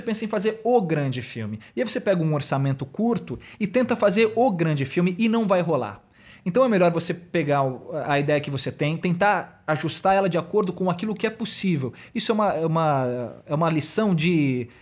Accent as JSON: {"language": "Portuguese", "region": "São Paulo", "country": "Brazil", "said": "eu sou aqui de São Paulo mesmo"}